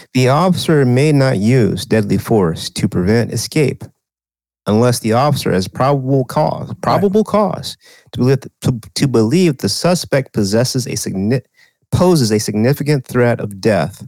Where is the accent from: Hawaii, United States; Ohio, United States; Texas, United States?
Texas, United States; a state that probably is more southern than my home state you know, I you know, we say Texas is, is the South